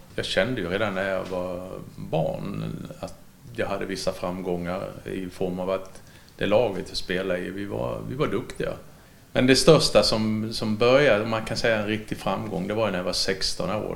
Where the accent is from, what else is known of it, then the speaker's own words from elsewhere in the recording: Ängelholm, Skåne, Sweden; now in Halmstad, Sweden; tidningen hemma i Ängelholm